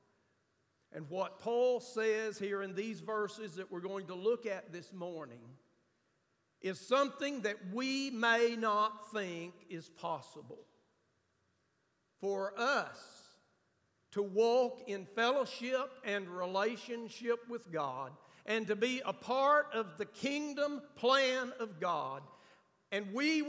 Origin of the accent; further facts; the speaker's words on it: United States; I'm from Grant County. We don't pronounce a lot of stuff right